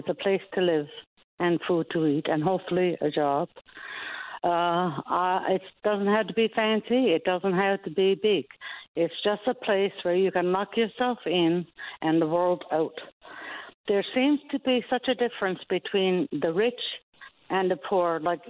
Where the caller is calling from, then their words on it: Stephenville, Newfoundland and Labrador, Canada; I'm calling from Stephenville.